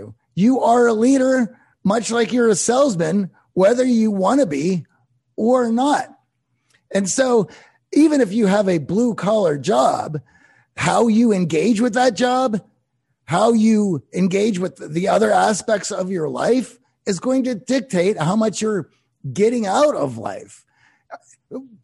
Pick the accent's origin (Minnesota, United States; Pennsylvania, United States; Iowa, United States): Pennsylvania, United States; Pittsburgh; I grew up in Pittsburgh